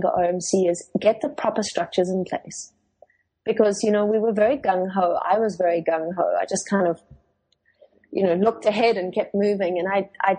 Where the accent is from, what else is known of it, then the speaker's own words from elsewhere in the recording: South Africa; first language Afrikaans; English is a second language; I am Afrikaans, so that's my first language.